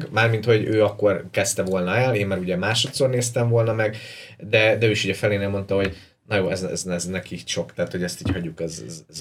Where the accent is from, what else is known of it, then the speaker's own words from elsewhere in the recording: Ukraine; now in Budapest, Hungary; én meg egy ilyen budai kimosakodott ukrán vagyok